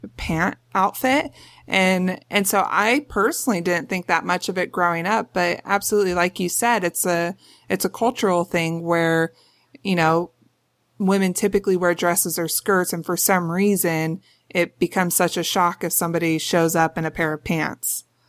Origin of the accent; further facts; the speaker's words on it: Los Angeles, California, United States; I grew up in North Hollywood, California